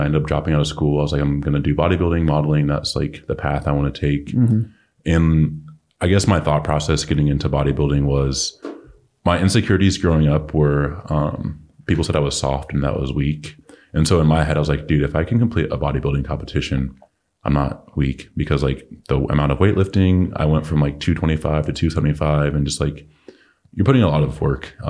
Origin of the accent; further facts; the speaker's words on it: Oxnard, California, United States; moved away as an adult; also born or lived in Los Angeles, United States / Denver, United States; now in Charlotte, United States; I'm from Oxnard, which is like an hour and a half north